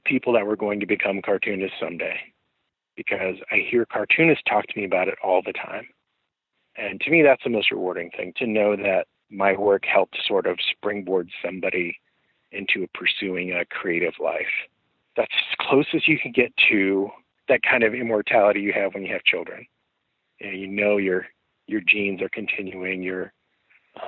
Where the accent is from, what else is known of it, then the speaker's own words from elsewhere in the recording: Midwest, United States; I'm from the Midwest